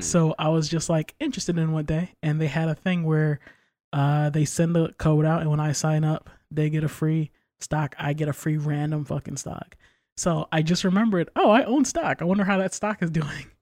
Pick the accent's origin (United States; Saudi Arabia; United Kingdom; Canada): United States; New York; I'm from New York